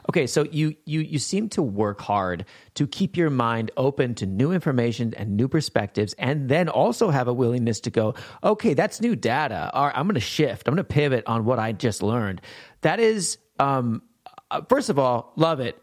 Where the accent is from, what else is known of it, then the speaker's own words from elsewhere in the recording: Montana, United States; I grew up in Montana. I grew up sheltered.